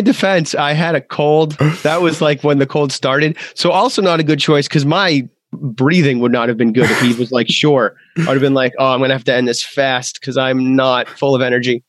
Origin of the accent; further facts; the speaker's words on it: Massachusetts, United States; I'm from Massachusetts.